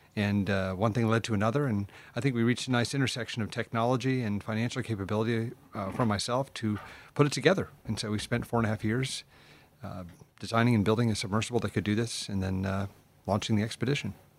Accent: United States; I'm American

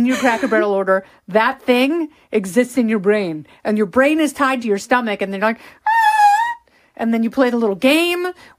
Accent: Indiana, United States; moved away; I grew up in Lake Life in Indiana

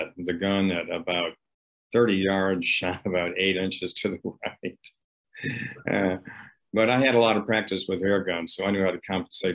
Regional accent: upstate New York, United States; pheasants everywhere in upstate New York. When I was growing up, we didn't even use the dog

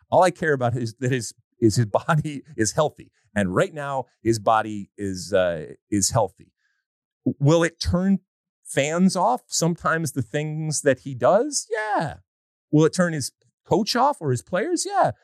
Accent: United States; we, as an American soccer playing nation

